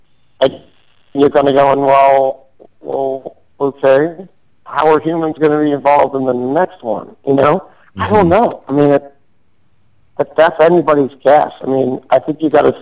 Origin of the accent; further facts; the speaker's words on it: Chicago, Illinois, United States; moved away; originally I'm from Chicago.